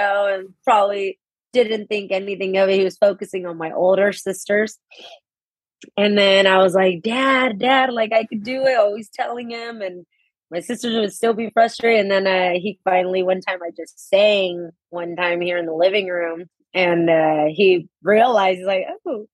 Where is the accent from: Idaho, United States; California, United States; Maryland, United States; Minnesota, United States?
California, United States; Modesto; I was also born and raised here in Modesto, California